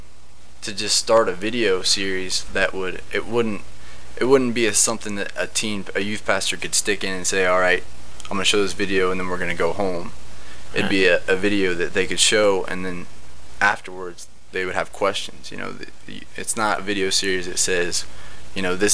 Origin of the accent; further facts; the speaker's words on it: Kansas, United States; also born or lived in Ohio; I was born in Kansas